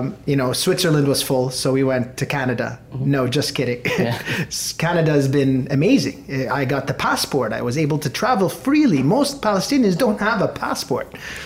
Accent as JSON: {"language": "English", "town": "Beirut", "region": "Beirut Governorate", "country": "Lebanon", "tie": "born or raised there", "said": "I was born in Beirut."}